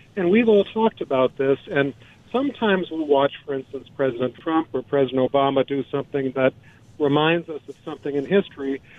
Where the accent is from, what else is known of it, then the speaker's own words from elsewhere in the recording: Illinois, United States; I grew up in Illinois.